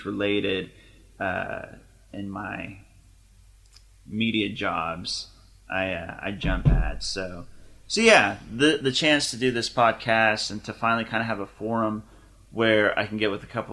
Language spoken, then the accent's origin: English; Deer Creek, Oklahoma, United States; we grew up in Deer Creek, Oklahoma, where everybody had money except for us